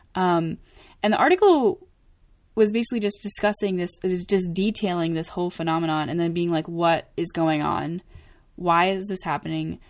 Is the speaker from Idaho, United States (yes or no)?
no; Maine, United States; moved away; I'm from Maine, um, and first of all, Maine is mostly trees